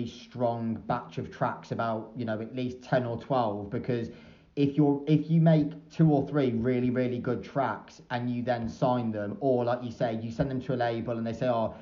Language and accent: English; Shrewsbury, West Midlands, United Kingdom; moved away; when I was growing up in Shrewsbury